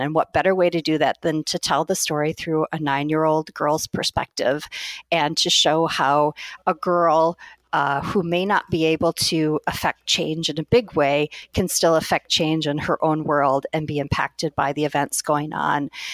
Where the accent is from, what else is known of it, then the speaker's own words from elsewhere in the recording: Madison, Wisconsin, United States; I knew I wanted to stay in Madison, Wisconsin, which is my hometown